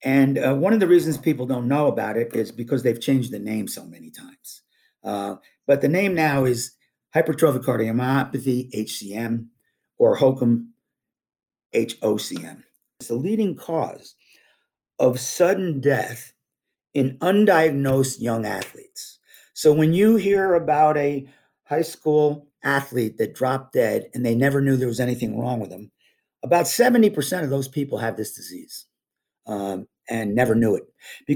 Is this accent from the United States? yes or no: yes; Vermont, United States; also born or lived in New York; I grew up skiing in Vermont and New York State.